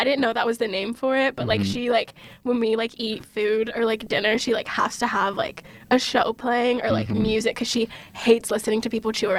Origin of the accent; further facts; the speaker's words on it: the South, United States; I'm from the South